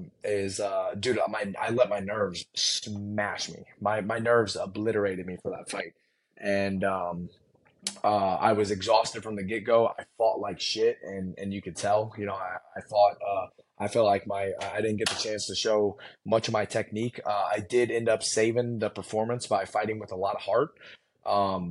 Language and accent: English; United States; I'm just American. That's what born and raised, my family's been here for a while